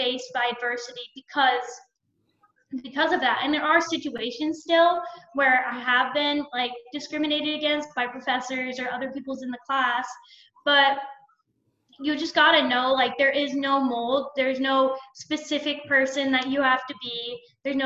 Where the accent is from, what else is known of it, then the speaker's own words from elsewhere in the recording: Arizona, United States; moved away as an adult; now in Ohio, United States; I had to move to another state because I'm from Arizona, so I had to move to Ohio to do it